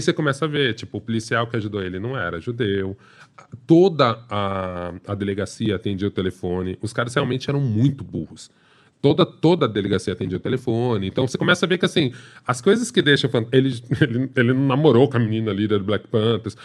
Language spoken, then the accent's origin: Portuguese; São Paulo, Brazil; sou paulistano